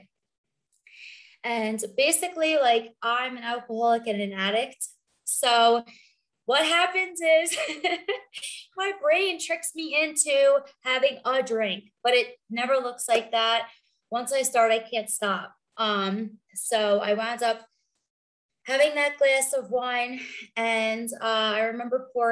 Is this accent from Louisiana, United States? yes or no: no; New York and Long Island, United States; moved away as an adult; also born or lived in South Florida; now in Denver, United States; I grew up in New York and Long Island, and I was in New York until I was 29